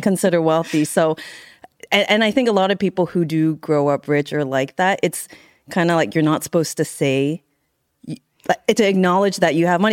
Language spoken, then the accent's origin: English; San Carlos, California, United States; me in the Bay Area, San Carlos, California.